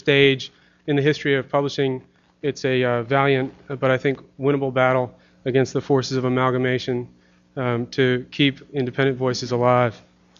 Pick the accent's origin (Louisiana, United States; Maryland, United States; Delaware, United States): Maryland, United States; Baltimore; I grew up in Bolton Hill